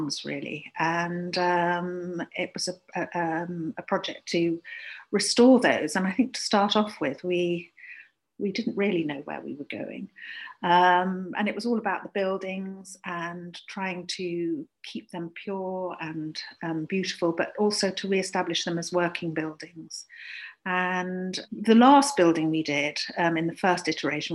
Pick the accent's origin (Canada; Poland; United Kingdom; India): United Kingdom; Leicestershire, East Midlands; also born or lived in London; now in Cotswolds, United Kingdom; I grew up in Leicestershire